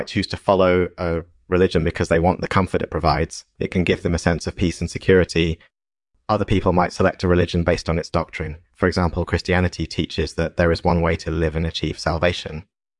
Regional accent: Massachusetts, United States; now in Pennsylvania, United States; I was born and raised in Massachusetts, but I've been living in Pennsylvania for the past few years.

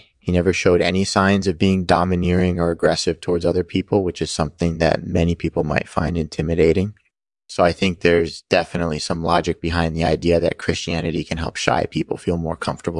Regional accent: California, United States; I'm from Southern California and I'm a comedian.

